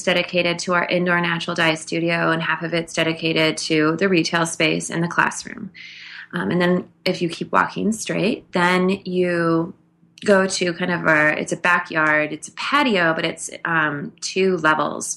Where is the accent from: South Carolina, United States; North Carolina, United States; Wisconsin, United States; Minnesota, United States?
Minnesota, United States; I grew up in Minnesota